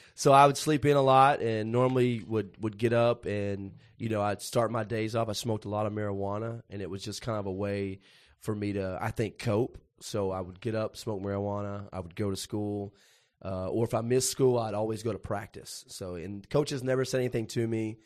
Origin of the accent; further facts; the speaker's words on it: Puryear, Tennessee, United States; I grew up in Perger, Tennessee, which the closest town that anybody would know there is Paris, Tennessee